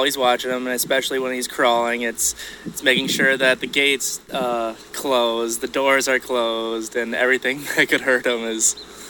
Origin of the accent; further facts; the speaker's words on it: Brooklyn Park, Minnesota, United States; Brooklyn Park.